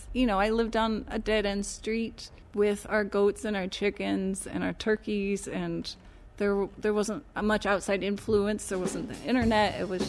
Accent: Lowell, Michigan, United States; moved away as an adult; in a little town called Lowell, Michigan. It's between Grand Rapids and Lansing.

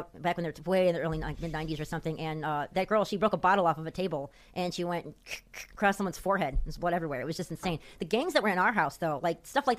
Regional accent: Chicago, Illinois, United States; It was the south side of Chicago by Midway Airport. We didn't grow up in the suburbs like Wheaton or Wilmette or Mount Prospect.

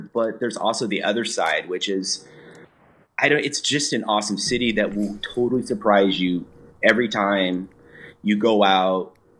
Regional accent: Ventura, California, United States; also born or lived in Reno, Nevada / San Francisco / Seattle / Los Angeles; I'm from Ventura. I was born in Reno when my dad was out working, where my parents were up in Nevada for a job. But I grew up in Ventura. If people don't know, that's just about 60 miles north of L.A. Lived there all growing up.

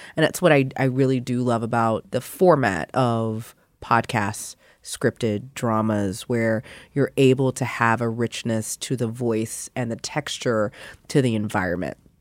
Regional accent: Louisiana, United States; accent: Louisiana; my home state

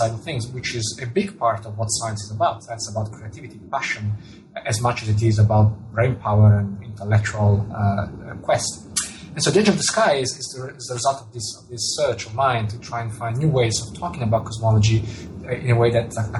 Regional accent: Italian-speaking part of Switzerland, Ticino, Switzerland; first language Italian; English is a second language; moved away as an adult; also born or lived in Zurich; I was born and grew up in the Italian-speaking part of Switzerland

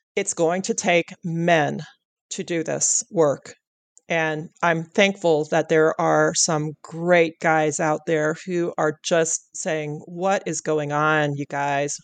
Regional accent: Pacific Northwest, United States; you and I come from the Pacific Northwest

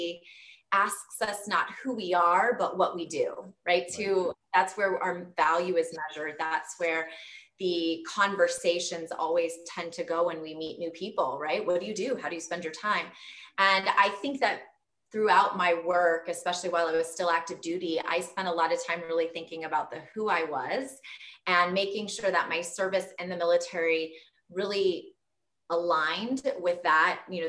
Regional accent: Southern California, United States; moved away; growing up in Southern California, going to the Air Force Academy

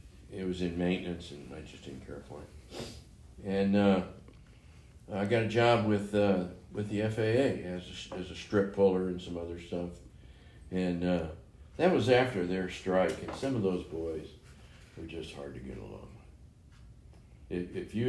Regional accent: Nevada, United States; well, just because I'm from Nevada doesn't mean I got to fill them up with Coors every night, you know.

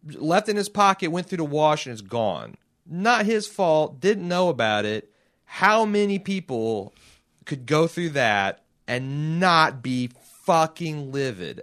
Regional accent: Indianapolis, Indiana, United States; I'm from Indianapolis

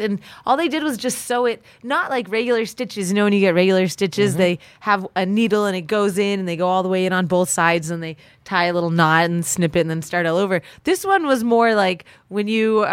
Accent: South Pasadena, California, United States; also born or lived in Colorado Springs; I grew up in Southern California.

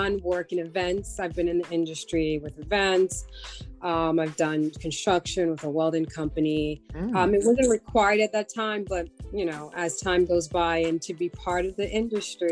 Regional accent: New Jersey, United States; I'm from New Jersey

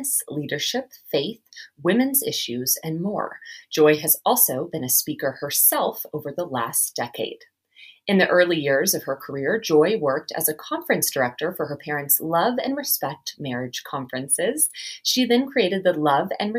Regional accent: Texas, United States; now in Malibu, United States; I am originally from Texas

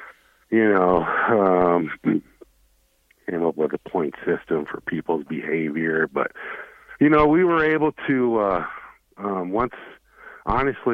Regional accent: Wyoming, United States; moved away; that was my home state

